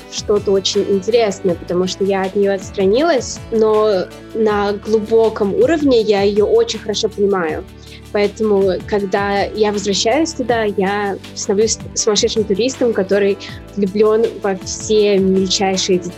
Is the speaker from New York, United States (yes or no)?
yes; New York, United States; Москву, на самом деле, я мало знаю, и я говорю людям, что я выросла в Нью-Йорке, потому что я сформировалась как взрослый человек в этом городе.